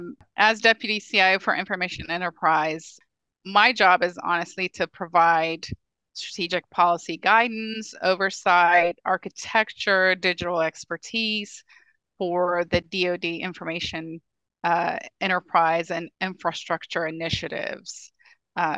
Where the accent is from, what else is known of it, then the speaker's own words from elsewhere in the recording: Ethiopia; now in United States; I'm an immigrant from Ethiopia. You know, I've been here for a very long time, but I don't take the freedom we have in this country for granted.